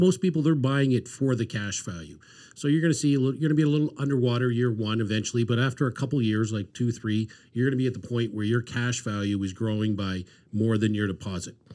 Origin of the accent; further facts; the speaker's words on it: Dartmouth, Nova Scotia, Canada; grew up in Dartmouth